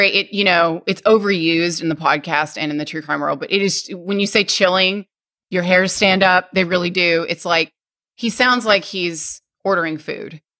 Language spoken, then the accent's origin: English; Arkansas, United States; no, I'm from Arkansas, and uh, I haven't lived there in a long time.